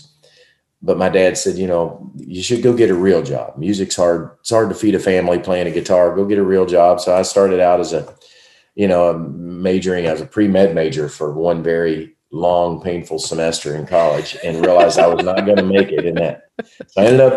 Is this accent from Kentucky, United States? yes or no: yes; Kentucky, United States; growing up in Kentucky and loving bluegrass music as a boy